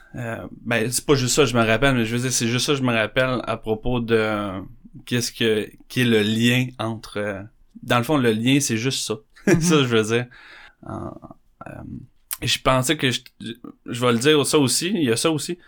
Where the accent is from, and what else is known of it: Candiac, Quebec, Canada; born or raised there; also born or lived in Montreal